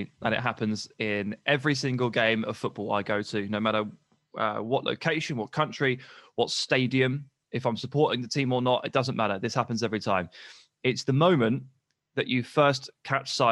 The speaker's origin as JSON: {"language": "English", "region": "England", "country": "United Kingdom", "said": "I'm British, I'm English"}